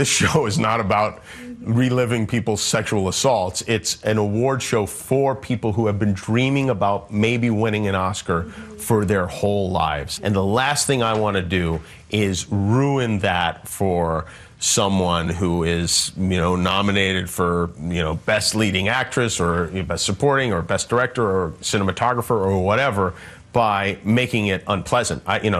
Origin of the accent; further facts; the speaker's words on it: United States; I'm an American. That's who I am.